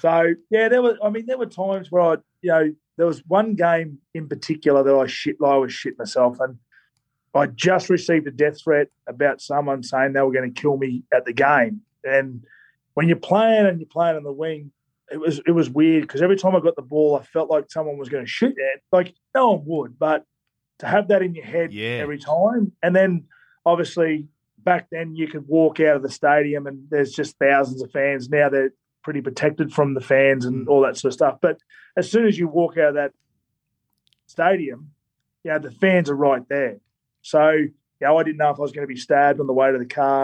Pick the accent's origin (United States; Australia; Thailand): Australia; Queensland; I'm from Queensland